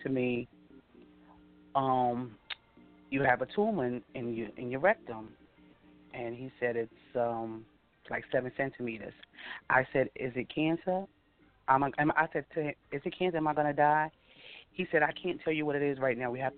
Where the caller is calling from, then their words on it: Hempstead, New York, United States; I'm calling from Hempstead, New York